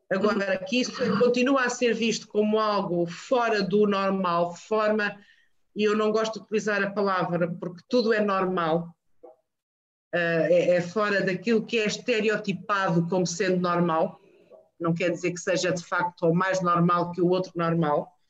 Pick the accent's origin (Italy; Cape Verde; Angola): Angola; Lunda Norte; mais do que ter nascido e vivido em Angola, eu nasci e vivi na Lunda Norte de Amang, não a Lunda Norte real, não a Lunda Norte que, que havia, era aquela, era o tal, a tal gaiola.